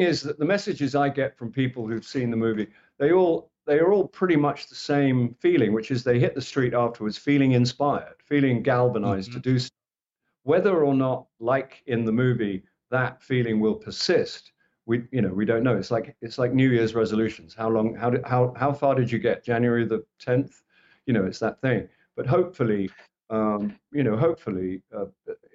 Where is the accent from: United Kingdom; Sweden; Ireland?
United Kingdom; England; I'm from England